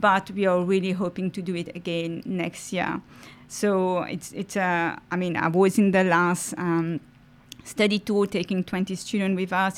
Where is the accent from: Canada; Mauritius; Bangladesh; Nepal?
Mauritius; first language French; English is a second language; moved away as an adult; now in Australia; I'm originally from Mauritius and I moved to Australia in two thousand nine.